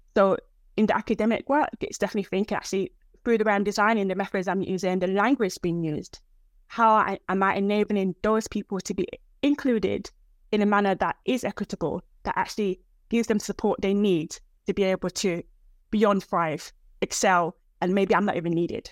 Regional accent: United Kingdom; also born or lived in Nigeria; I'm actually African, I'm British Nigerian.

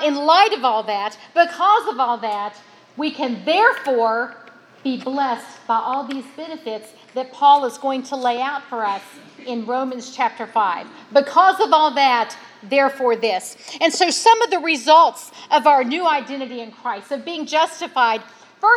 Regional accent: West Virginia, United States; I was from West Virginia

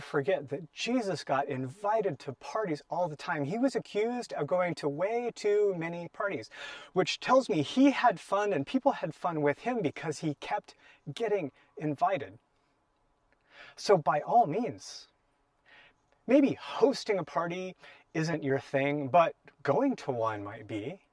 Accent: Portland, Oregon, United States; growing up in Portland as a kid

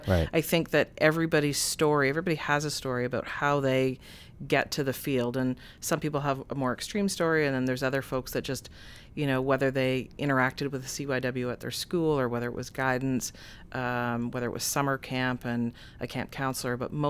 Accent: Oshawa, Ontario, Canada; Again, growing up in Oshawa, being fearful of how my parents, my friends, my family would react to that.

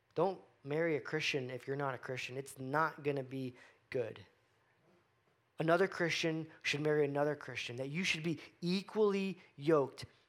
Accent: Florida, United States; I grew up in Florida

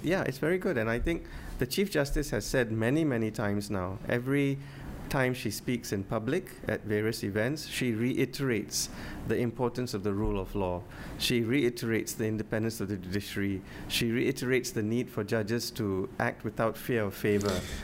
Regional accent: Penang, Malaysia; I'm from Penang

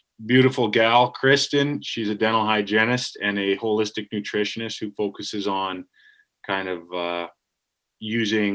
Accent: Canada; being Canadian, being Canucks, being the only hunting show on that network

